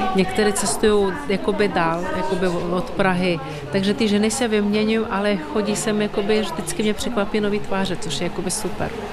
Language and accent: Czech; Ukraine; now in Czech Republic; já jsem taky z Ukrajiny, u nás na Ukrajině